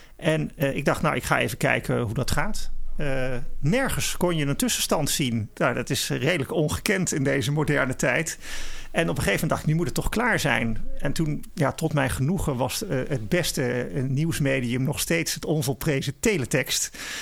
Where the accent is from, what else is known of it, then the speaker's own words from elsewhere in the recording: Netherlands; wij als Nederlanders